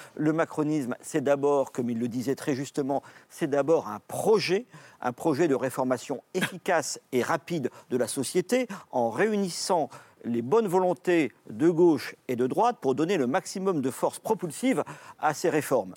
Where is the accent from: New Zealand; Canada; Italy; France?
France; on est français